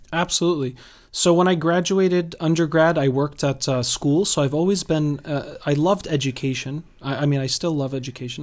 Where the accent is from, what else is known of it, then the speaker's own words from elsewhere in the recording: Massachusetts, United States; also born or lived in Worcester / Boston; born and raised in Massachusetts